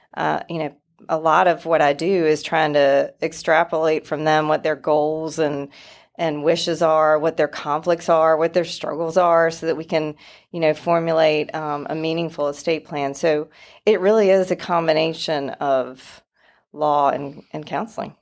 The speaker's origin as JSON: {"language": "English", "town": "Wilson", "region": "North Carolina", "country": "United States", "said": "I am from Wilson, North Carolina originally. A little bit of an accent still."}